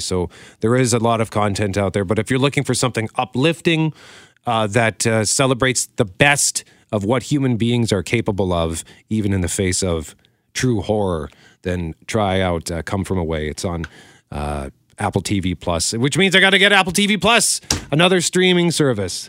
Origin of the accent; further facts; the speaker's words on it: Canada; proud as a Canadian.